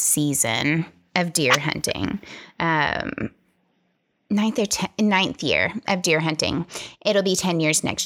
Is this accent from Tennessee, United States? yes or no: yes; Tennessee, United States; I'm from Tennessee